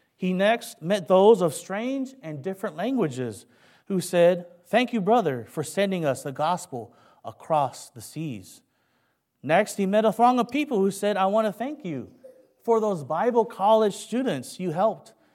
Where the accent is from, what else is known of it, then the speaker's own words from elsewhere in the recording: Kentucky, United States; accent: Kentucky; moved away; also born or lived in San Francisco, California / Philippines; I was raised in Kentucky